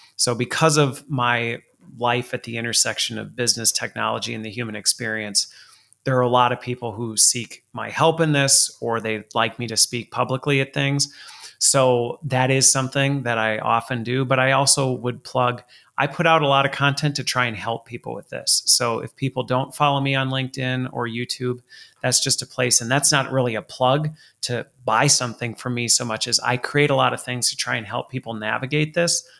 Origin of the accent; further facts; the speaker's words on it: Colorado, United States; I was born in Colorado